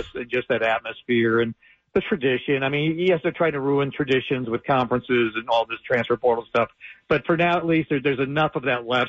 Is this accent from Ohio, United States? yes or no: yes; Ohio, United States; now in Charlotte, United States; I'm from Ohio.